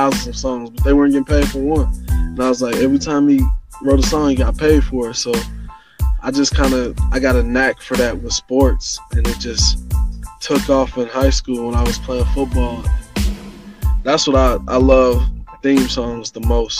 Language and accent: English; Indianapolis, Indiana, United States; growing up, actually, both sides of West Side in Hallville, and then Martindale, Brightwood, Baltimore